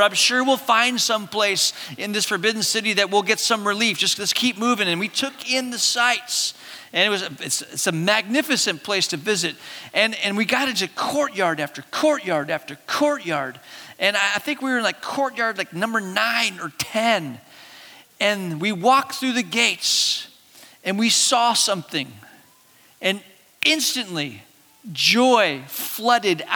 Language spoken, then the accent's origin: English; Hong Kong; moved away; I could go back to my hometown.